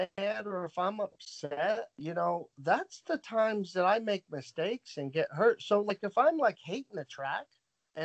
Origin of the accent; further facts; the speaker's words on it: United States; I say I'm American and I'm proud of it